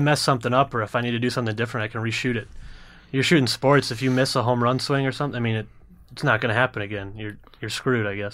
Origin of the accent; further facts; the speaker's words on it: Minnesota, United States; being a Minnesotan